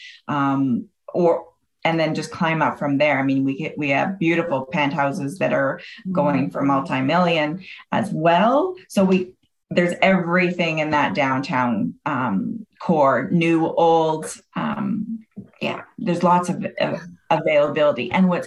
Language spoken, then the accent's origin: English; Calgary, Alberta, Canada; moved away; also born or lived in British Columbia; I was born in Calgary, moved away for 20 years and then came back to Calgary.